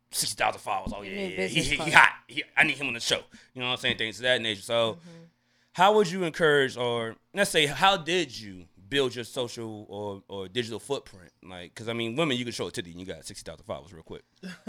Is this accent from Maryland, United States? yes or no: yes; Landover, Maryland, United States; also born or lived in Glenarden; you know I'm from Landover, right?